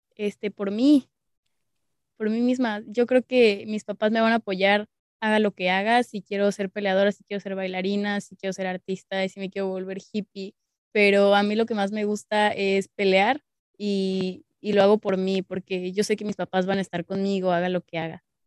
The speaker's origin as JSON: {"language": "Spanish", "region": "Mexico City", "country": "Mexico", "said": "soy de la Ciudad de México."}